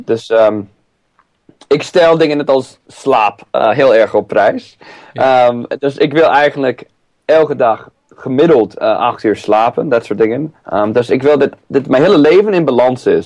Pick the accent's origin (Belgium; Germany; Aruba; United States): United States; San Diego, California; now in Driebergen, Netherlands; Ik kom eh, oorspronkelijk uit eh, San Diego, Californië